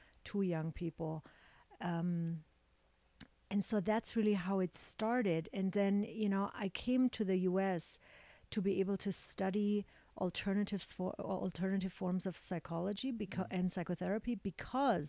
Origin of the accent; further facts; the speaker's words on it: Augsburg, Bavaria, Germany; moved away; So I grew up in Germany in a very conservative town, small town in Augsburg.